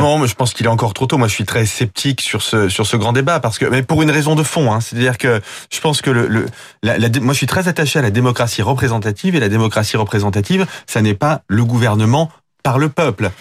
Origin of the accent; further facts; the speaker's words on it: France; en tant que Français